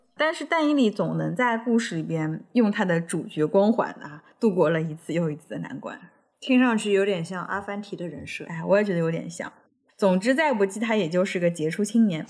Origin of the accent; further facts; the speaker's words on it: China; 就像我们中国人相信《史记》一样